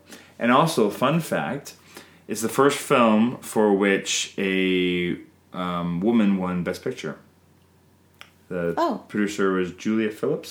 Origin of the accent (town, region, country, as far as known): Canada